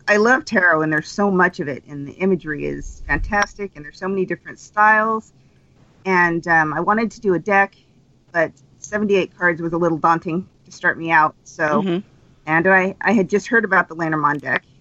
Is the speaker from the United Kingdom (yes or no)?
no; Utah, United States; I'm from Utah, and it's super religious there